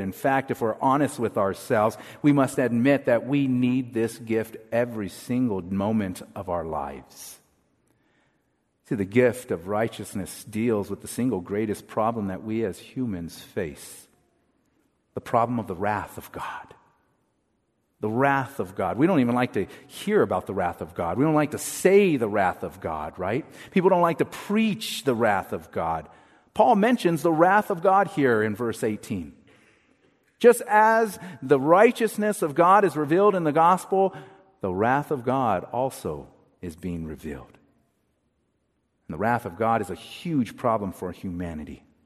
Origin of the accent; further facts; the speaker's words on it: United States; as American Christians